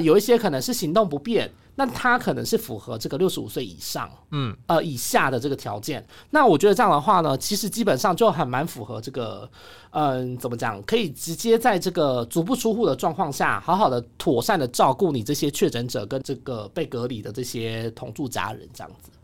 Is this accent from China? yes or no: no; Taiwan; 我们台湾人的这个心理素质